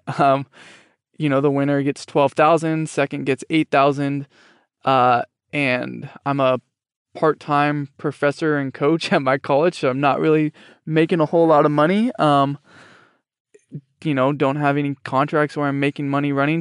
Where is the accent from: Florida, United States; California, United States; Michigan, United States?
California, United States; Fresno; born or raised there